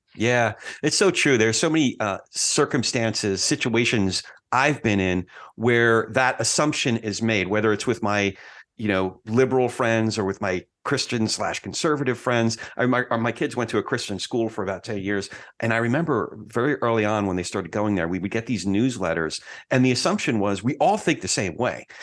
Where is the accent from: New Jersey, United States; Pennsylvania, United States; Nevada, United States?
New Jersey, United States; I'm from Jersey